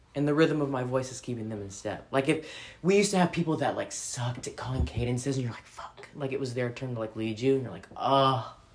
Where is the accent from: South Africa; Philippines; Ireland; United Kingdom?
Philippines; I'm Filipina